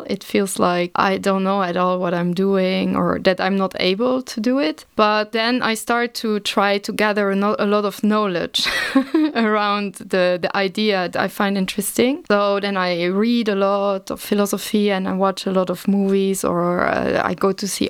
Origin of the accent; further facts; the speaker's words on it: Luxembourg; also born or lived in The Hague, Netherlands / Leipzig, Germany; I was born in Luxembourg and I grew up in Luxembourg in the rural area, in the countryside